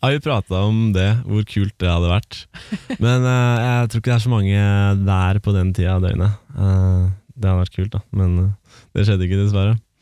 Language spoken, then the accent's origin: Norwegian; Romerike, Akershus, Norway; vi kommer fra Romerike